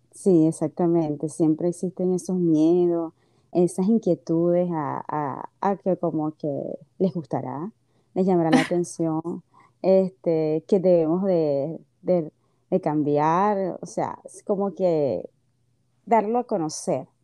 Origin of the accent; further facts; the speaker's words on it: Maracaibo, Zulia, Venezuela; moved away as an adult; now in Orlando, United States; Soy venezolana